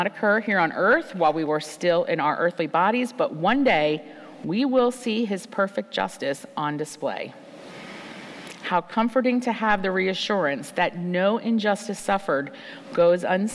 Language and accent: English; United States; As American women living at this time in history